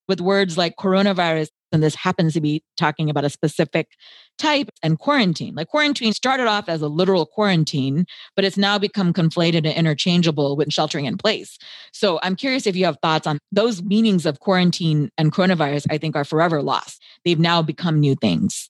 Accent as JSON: {"language": "English", "country": "United States", "tie": "born or raised there", "said": "I was born and raised in the United States"}